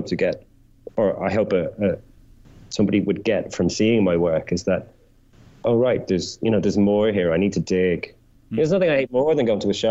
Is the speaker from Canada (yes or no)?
no; Ireland; being Irish, like I grew up on that kind of Joycean intertextuality